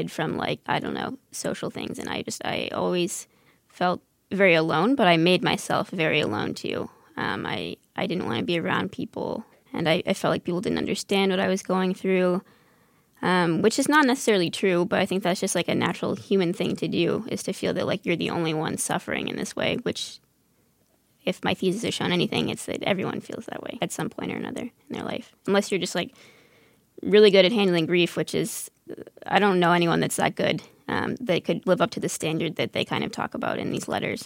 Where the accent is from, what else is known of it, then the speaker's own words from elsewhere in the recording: Northern Virginia, United States; I'm from Northern Virginia